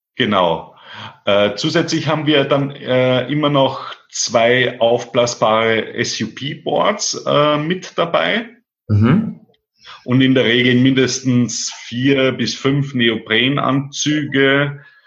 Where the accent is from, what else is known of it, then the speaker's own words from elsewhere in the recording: Austria; bei uns in Österreich